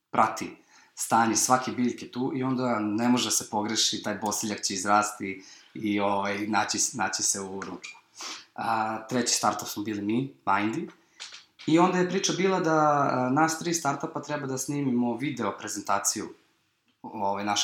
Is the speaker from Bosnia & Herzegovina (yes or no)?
no; Serbia; iz Evrope smo bili eh, mi iz Srbije